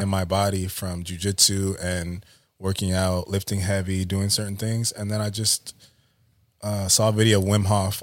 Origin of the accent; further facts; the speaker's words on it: Oxnard, California, United States; also born or lived in Montana; I grew up Southside of Oxnard, went to China Islands High School, um, then went to Ventura College